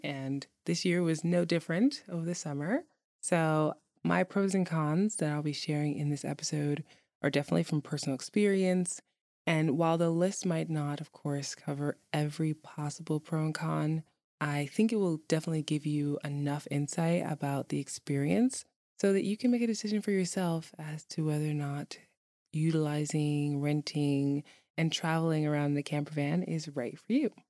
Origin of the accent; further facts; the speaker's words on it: New York City, New York, United States; now in Iceland; I grew up in New York City